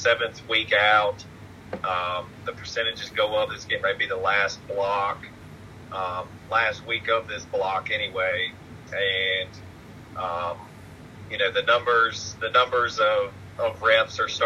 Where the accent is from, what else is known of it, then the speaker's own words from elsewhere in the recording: Roanoke, Virginia, United States; Roanoke, which is my hometown